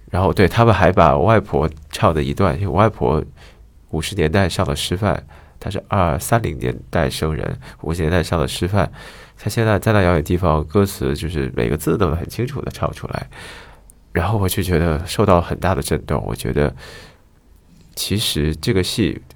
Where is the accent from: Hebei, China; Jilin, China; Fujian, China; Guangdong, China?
Fujian, China; Xiamen; 因为我家是厦门人